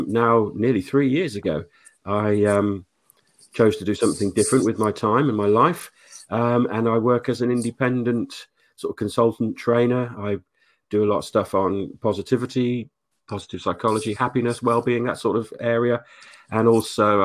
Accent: Oxford, South East England, United Kingdom; also born or lived in Denmark; I grew up in Oxford mainly, left school at 16.

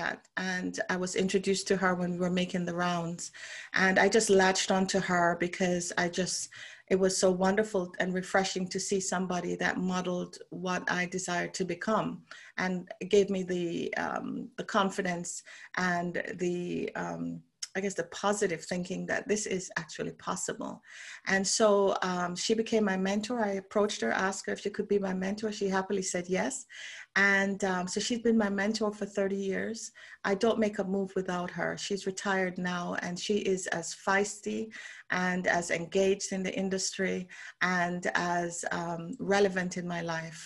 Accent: Jamaica; moved away as an adult; also born or lived in Canada / London; now in Bermuda; I'm from Jamaica originally.

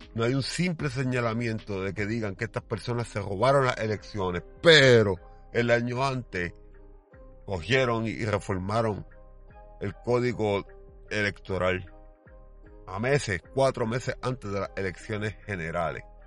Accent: Puerto Rico; Mi pueblo, por más problemas que tenga, no es guerrillero. Es un maldito pueblo pacifista. Y sí, hay un crimen bien alto aquí en Puerto Rico

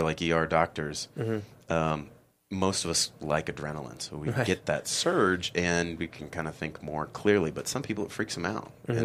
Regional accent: Kansas City, United States; also born or lived in Berkeley; now in San Francisco, United States; When I was in high school, I grew up in Kansas City

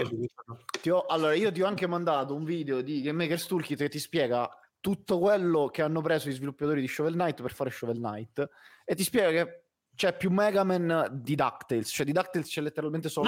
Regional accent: Southern Italy, Italy; sono terrone

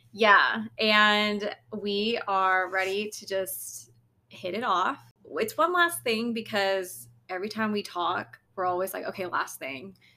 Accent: United States; my parents are from Lao, so I'm Lao, but I was born in America

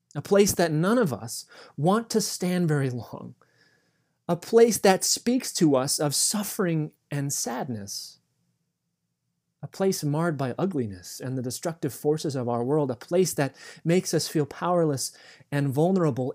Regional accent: the East, East Coast, United States; both of us were born and raised in the East

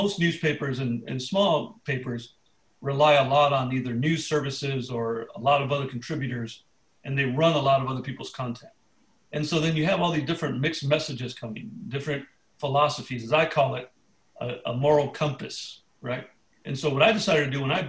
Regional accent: Chula Vista, California, United States; I was born and raised here in San Diego. I grew up in Chula Vista, lived in the same house

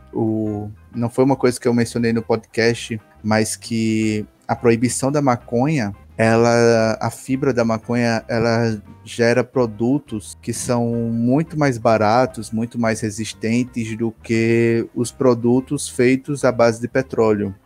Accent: Recife, Pernambuco, Brazil; also born or lived in Campina Grande, Paraíba; Eu sou natural de Recife, Pernambuco, e mas não moro mais lá, moro agora no interior de Pernambuco

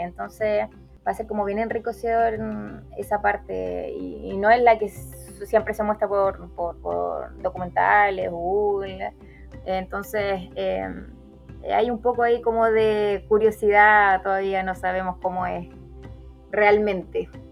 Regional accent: Chile; como chilena

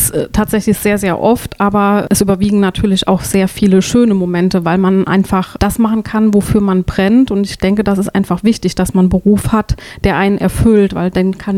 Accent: Kreuztal, North Rhine-Westphalia, Germany; mein erstes Lebensjahr bin ich in Kreuztal aufgewachsen, bevor wir dann nach Trestiefenbach gezogen sind.

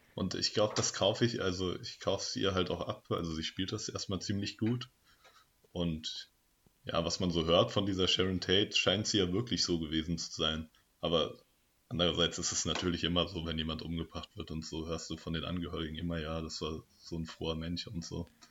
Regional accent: Germany; also born or lived in Darmstadt; now in Marburg, Germany; als Deutscher

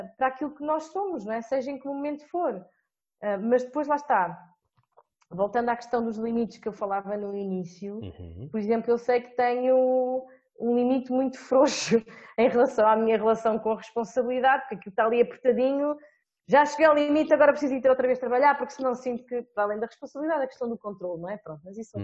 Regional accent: Portugal; enquanto portuguesa e analisando a minha realidade, que é Portugal

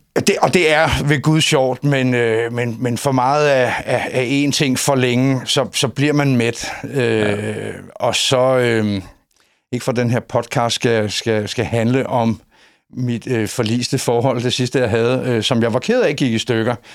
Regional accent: Copenhagen, Capital Region of Denmark, Denmark; moved away as an adult; now in Højby, Denmark; Jeg er inkarneret københavner

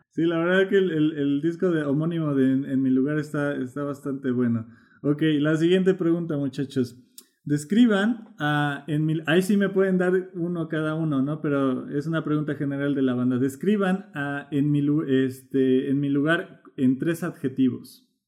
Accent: Colombia; tomamos café. Eh, como, buenos colombianos, ¿no?

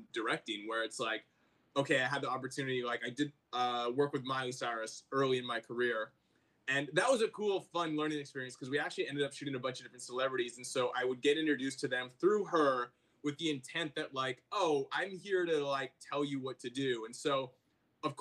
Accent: Vancouver, British Columbia, Canada; now in United States; So I'm from Vancouver, Canada, originally.

